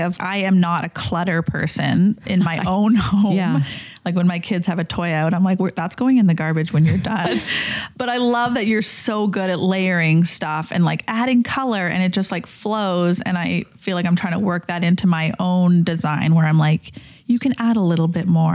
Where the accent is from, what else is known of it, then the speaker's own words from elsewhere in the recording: Calgary, Alberta, Canada; I grew up in Calgary